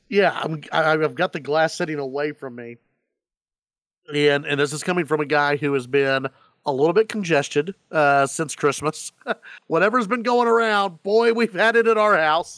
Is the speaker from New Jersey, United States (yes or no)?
no; Dallas-Fort Worth, Texas, United States; I grew up in Gr, in, in, in Dallas, Fort Worth